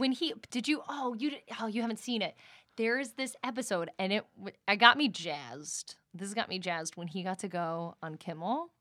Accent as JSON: {"language": "English", "region": "East Coast", "country": "United States", "moved": "yes", "lives_now": "Los Angeles, United States", "said": "we're both from the East Coast"}